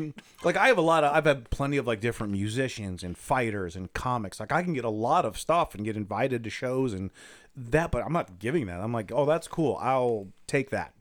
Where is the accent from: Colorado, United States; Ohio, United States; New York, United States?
Ohio, United States; Akron; now in Lakewood, United States; I'm from Akron.